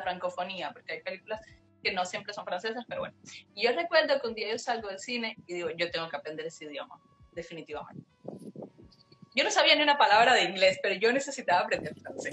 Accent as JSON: {"language": "Spanish", "region": "Havana", "country": "Cuba", "tie": "born or raised there", "moved": "as an adult", "lives_now": "Montreal, Canada", "said": "yo realmente nací en, en La Habana, en un barrio pobre"}